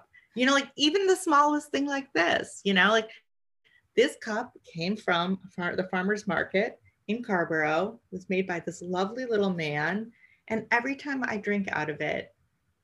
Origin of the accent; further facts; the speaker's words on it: Canada; moved away; also born or lived in New York City; I grew up in Canada, so drinking tea and coffee is part of our culture